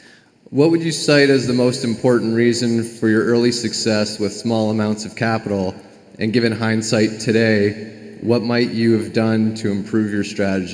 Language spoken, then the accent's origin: English; Brooklyn, New York, United States; I'm from Brooklyn, New York.